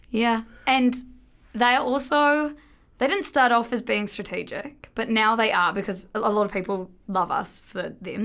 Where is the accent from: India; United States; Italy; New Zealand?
New Zealand; we're both from New Zealand.